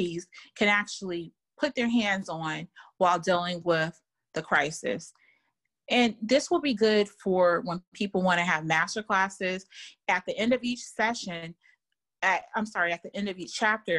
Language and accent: English; Germany; moved away; I grew up in Germany